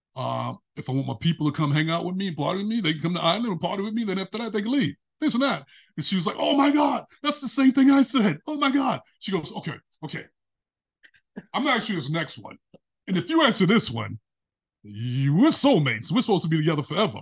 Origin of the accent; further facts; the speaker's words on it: New York City, New York, United States; I grew up in Brooklyn when I was little